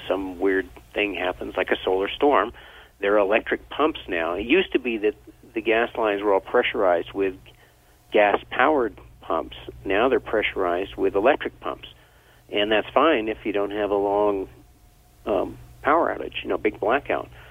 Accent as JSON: {"language": "English", "region": "Vermont", "country": "United States", "tie": "born or raised there", "said": "I grew up in Vermont"}